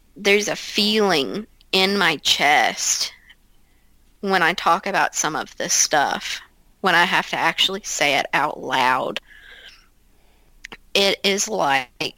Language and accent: English; Ashland, Kentucky, United States; I grew up outside of Ashland